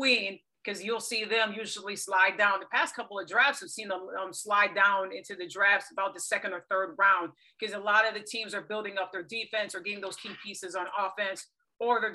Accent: Lansing, Michigan, United States; Growing up in Michigan, in Lansing, a Keppel City, and that's where, you know, I'm from as well.

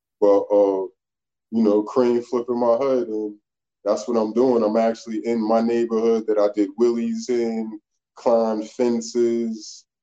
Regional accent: Schenectady, New York, United States; also born or lived in New Jersey / North Carolina / Pennsylvania; I'm from Schenectady, Hamilton Hill, to be exact

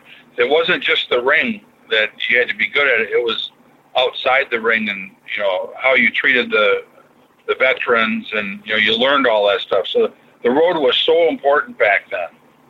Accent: Minnesota, United States; born or raised there

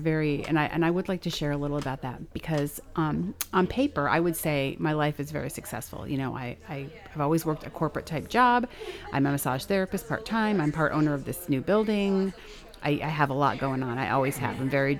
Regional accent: Montrose, Pennsylvania, United States; also born or lived in Denver; I'm living in my hometown, which is what I wanted to do. I'm right next door to my parents' house.

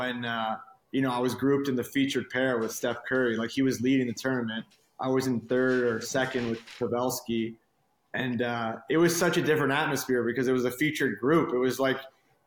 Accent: Montreal, Quebec, Canada; moved away; also born or lived in Halifax / Beaconsfield / Boston; My dad got a job in Montreal, so we moved there

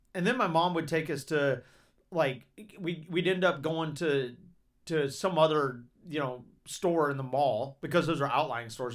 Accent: Georgia, United States; I grew up in Georgia

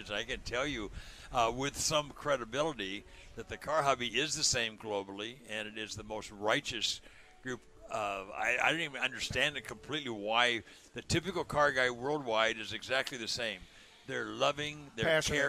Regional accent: Southern California, United States; I was born and raised in Southern California, right in the middle of the car hobby

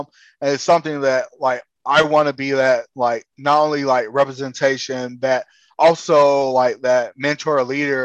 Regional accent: South Florida, United States; I grew up in the South Florida

